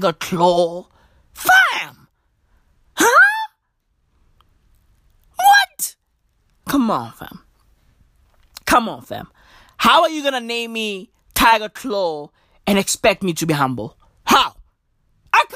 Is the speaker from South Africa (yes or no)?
yes; Johannesburg, Gauteng, South Africa; I grew up in Johannesburg, and guess what? I live in Johannesburg right now